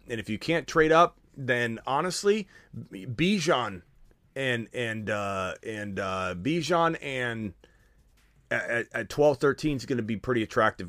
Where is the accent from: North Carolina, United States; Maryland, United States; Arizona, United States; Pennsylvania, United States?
Arizona, United States; I'm from Arizona